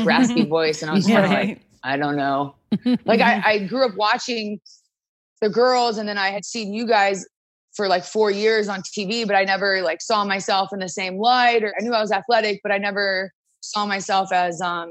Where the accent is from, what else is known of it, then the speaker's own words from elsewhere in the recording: Charlotte, North Carolina, United States; born and raised in Charlotte, North Carolina